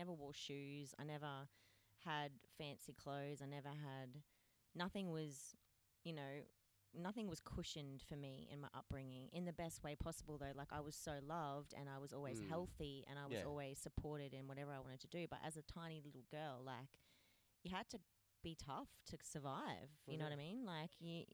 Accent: Cooktown, Queensland, Australia; also born or lived in Cairns; now in Perth, Australia; I'm from Cooktown. Cooktown is a teeny tiny town, far north Queensland

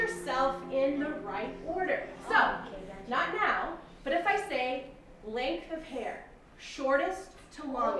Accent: California, United States; So I live in California. I was born and raised in California.

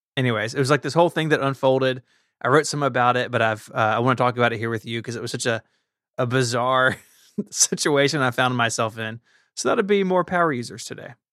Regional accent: Memphis, Tennessee, United States; Memphis is in my hometown

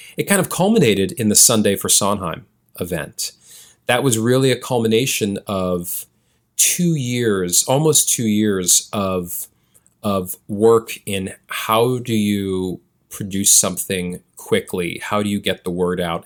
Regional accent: New York City, New York, United States; I was born and raised in Chelsea

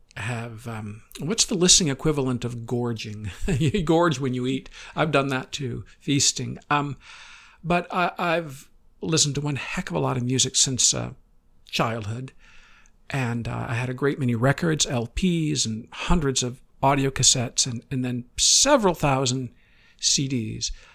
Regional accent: Midwest, United States; growing up in the Midwest

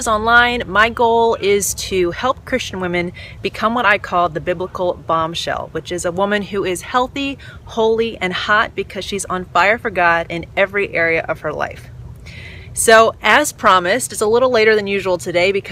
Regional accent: United States; I'm all American

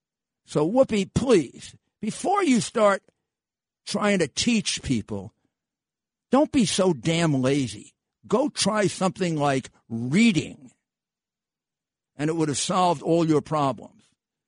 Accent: United States; I'm not a Russian agent. I'm an American patriot.

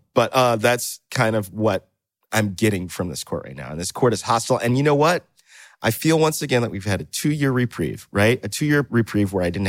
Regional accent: the South, United States; I grew up in the South, and I grew up around a lot of pro-life people

